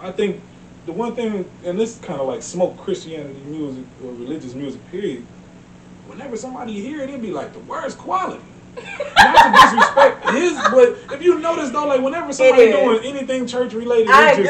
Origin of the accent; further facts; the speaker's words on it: Cleveland, Ohio, United States; Like, the bitch I'm from Cleveland.